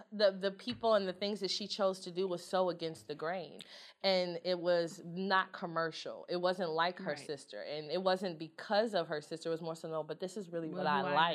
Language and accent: English; Houston, Texas, United States; I grew up in Houston. Of course I like hip-hop.